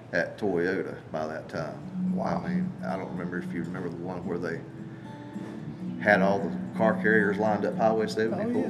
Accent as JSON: {"language": "English", "town": "Charlotte", "region": "North Carolina", "country": "United States", "tie": "born or raised there", "also_born_or_lived": "Marion, North Carolina", "said": "we moved from Charlotte, North Carolina, to Marion, North Carolina"}